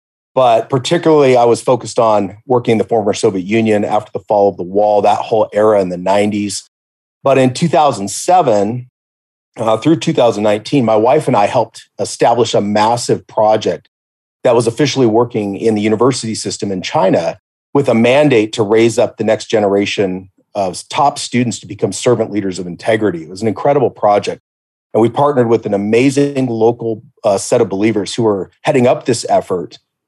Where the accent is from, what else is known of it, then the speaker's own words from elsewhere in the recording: Belize; There was another American kid that I grew up with in Belize, in the jungle